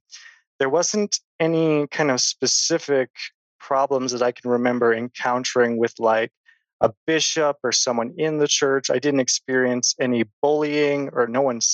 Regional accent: Sandy, Utah, United States; I grew up here in Sandy, Utah.

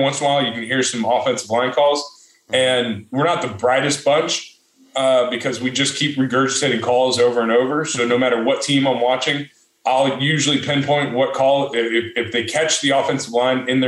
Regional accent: United States; I'm from America

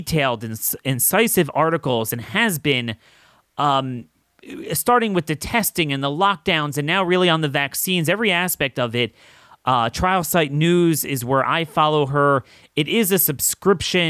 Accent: Maryland, United States; here in my home state of Maryland

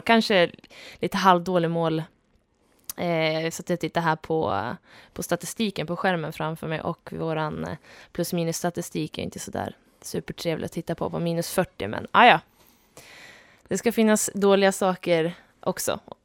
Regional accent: Köping, Västmanland, Sweden; moved away; also born or lived in Luleå; jag kom från Köping, född och uppvuxen strax utanför

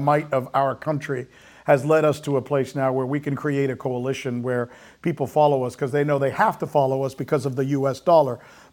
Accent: United States; As an American who loves my country

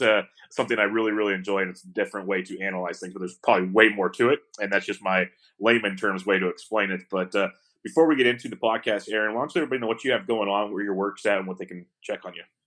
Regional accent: West Coast, United States; growing up in the West Coast my entire life

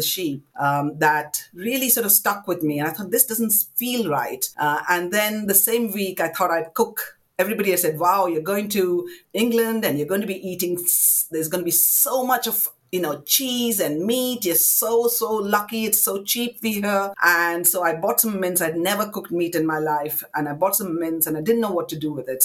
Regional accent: Kolkata, West Bengal, India; I was born in India, in Calcutta, to parents of South Indian origin

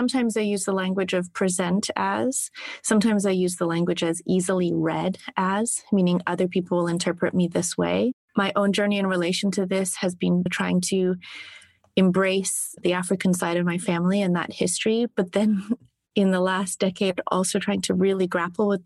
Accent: South of England, United Kingdom; also born or lived in Southern United States; now in United States; As a child, and growing up in the south of England, I had a very strong sense that I was biracial.

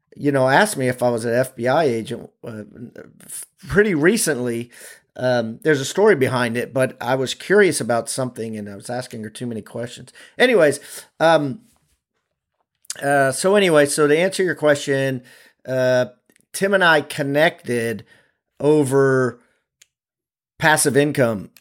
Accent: Maryland, United States; I'm from Maryland

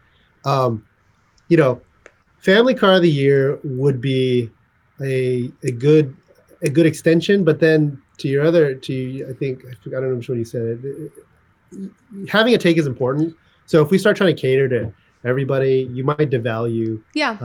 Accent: California, United States; also born or lived in St. Louis, Missouri; then we moved to California

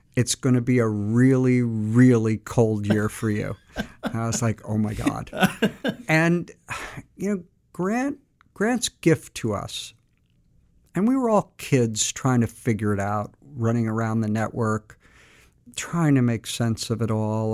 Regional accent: Montclair, New Jersey, United States; I was born and raised in Montclair, New Jersey

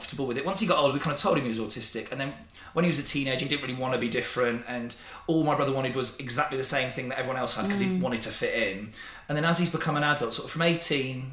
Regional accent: Didcot, South East England, United Kingdom; my hometown

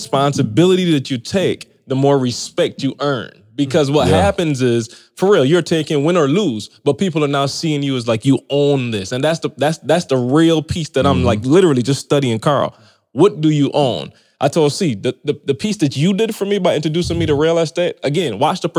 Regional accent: Barbados; moved away; I come from Barbados. It's a little mm-hmm. island

